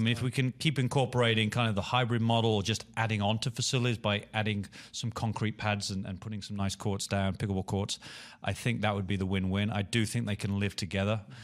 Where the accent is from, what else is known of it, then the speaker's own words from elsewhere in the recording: Birmingham, West Midlands, United Kingdom; moved away; my hometown, Birmingham